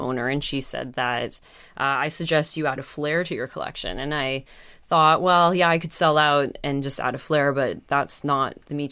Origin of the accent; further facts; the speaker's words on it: Calgary, Alberta, Canada; now in New York, United States; So I grew up in Calgary and I went to BC quite a lot.